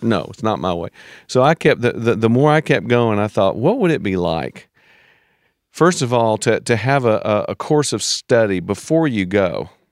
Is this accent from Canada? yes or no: no; United States; as an American